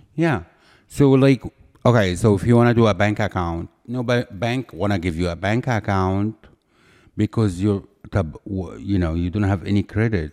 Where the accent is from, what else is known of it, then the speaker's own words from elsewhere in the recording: Cairo, Cairo Governorate, Egypt; moved away as an adult; now in United States; I'm from Egypt